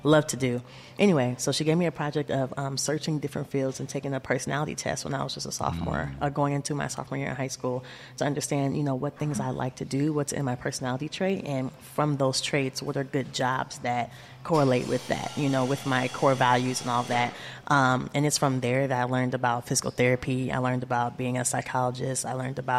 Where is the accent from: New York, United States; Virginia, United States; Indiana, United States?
Indiana, United States; South Bend; also born or lived in Terre Haute, Indiana; I grew up right here in South Bend, Indiana. I was born in Indianapolis, Indiana, but moved here when I was just an infant.